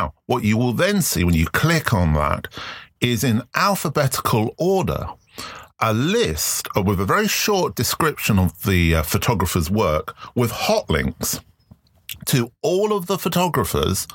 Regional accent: London, United Kingdom; I grew up in London

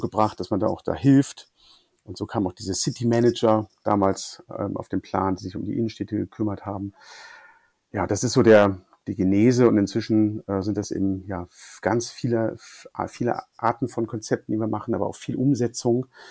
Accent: Bremen, Germany; moved away as an adult; also born or lived in Hanover; an meinem Heimatort in Bremen

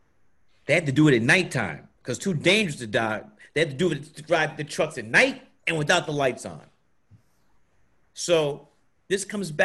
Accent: Atlanta, Georgia, United States; I was born in March 20th, 1957, Atlanta, Georgia

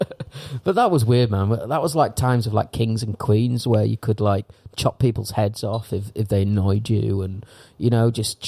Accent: England, United Kingdom; now in Thailand; as an Englishman

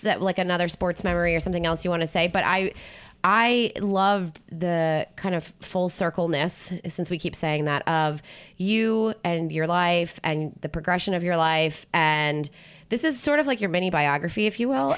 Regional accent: Philadelphia, Pennsylvania, United States; moved away; also born or lived in New Jersey / South Carolina; I grew up in New Jersey and Philadelphia area

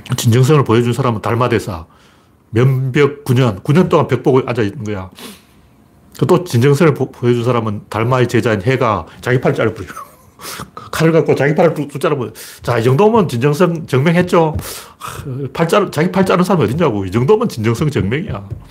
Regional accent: Gyeongju, North Gyeongsang, South Korea; 제가 경주 사람이기 때문에

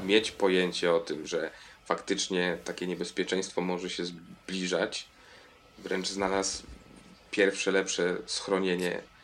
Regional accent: Piotrków Trybunalski, Łódź Voivodeship, Poland; now in Kraków, Poland; Z Piotrkowa Trybunalskiego

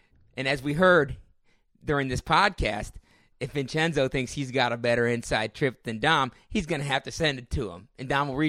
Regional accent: Dayton, Ohio, United States; Yeah, we're actually, we're both from Dayton

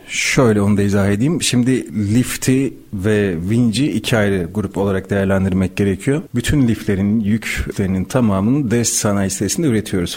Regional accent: Malatya, Turkey; Malatyalıyım. seksen dokuz Malatya doğumluyum.

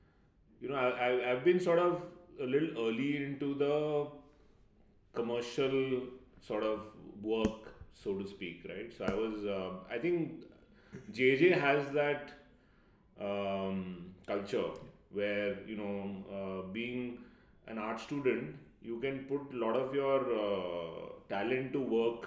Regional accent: Mumbai, Maharashtra, India; I grew up in Bombay.

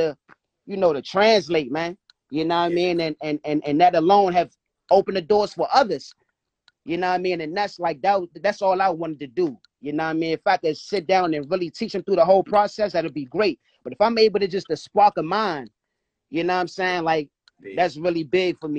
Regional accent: Washington, District of Columbia, United States; I'm from D.C.

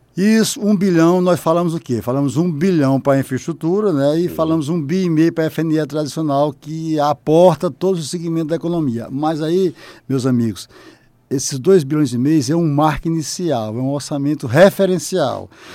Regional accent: Oeiras, Piauí, Brazil; moved away; enquanto piauiense, que estou retornando

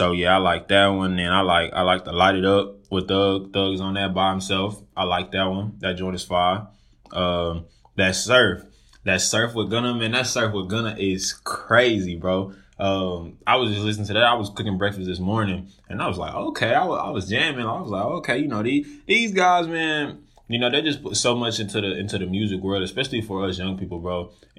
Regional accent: Dallas, Texas, United States; I just recently graduated from Texas State. I'm from Dallas, Texas, and I'm just moved back to Dallas.

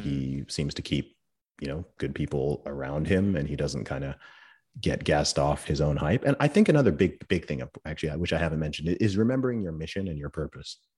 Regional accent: England, United Kingdom; I'm from England

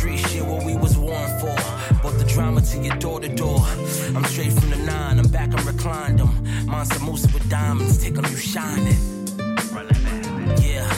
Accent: Harlem, New York, United States; You know I'm from Harlem, y'all.

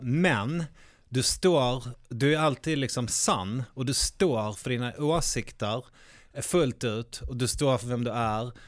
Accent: Malmö, Skåne, Sweden; inne på Gamla Väster är jag uppvuxen

